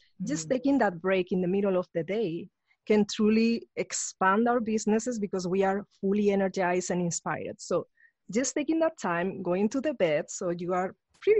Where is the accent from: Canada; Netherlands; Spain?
Spain; moved away; I grew up in Spain